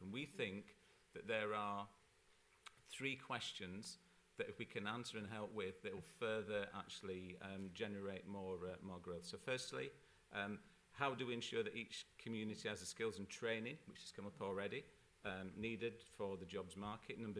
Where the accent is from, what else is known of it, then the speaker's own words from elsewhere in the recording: Barnsley, Yorkshire and the Humber, United Kingdom; in my hometown of Barnsley.